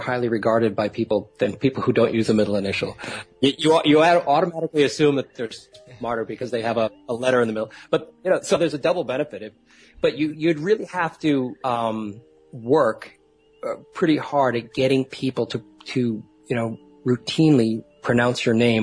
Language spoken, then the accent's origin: English; Boston, Massachusetts, United States; I'm originally from Boston